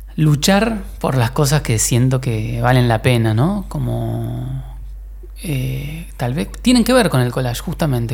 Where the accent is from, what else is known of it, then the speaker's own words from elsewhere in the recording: Argentina; also born or lived in Mexico; me fui de acá de, de Argentina.